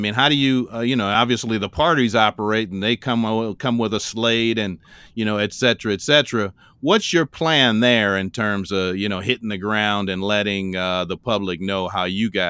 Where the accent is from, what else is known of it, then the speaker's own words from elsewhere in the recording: Chicago, Illinois, United States; I'm from Chicago